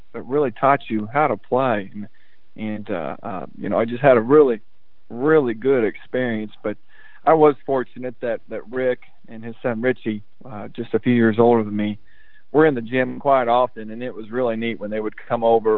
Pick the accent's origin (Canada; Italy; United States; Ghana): United States; Lebanon, Indiana; moved away as an adult; also born or lived in Paoli, Indiana / Brownsburg, Indiana / Missouri; now in Kentucky, United States; I did grow up in Indiana, in my hometown, where I learned and went to elementary, middle school, and my freshman year of high school was Lebanon, Indiana